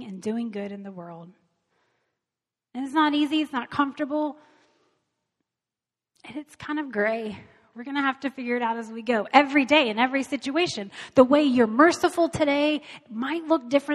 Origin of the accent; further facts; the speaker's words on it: United States; as Americans, as American Christians, as the church here